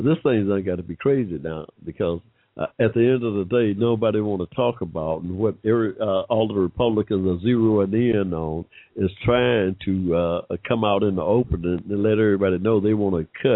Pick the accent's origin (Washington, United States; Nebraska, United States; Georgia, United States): Georgia, United States; Here in Georgia, my home state